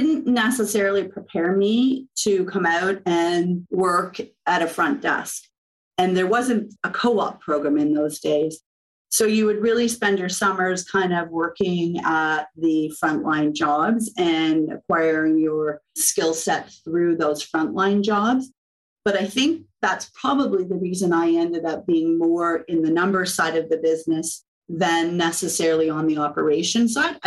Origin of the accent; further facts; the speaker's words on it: South Georgian Bay region, Ontario, Canada; moved away; also born or lived in Pemberton, British Columbia; I grew up skiing in the area, and my brother was still living in the area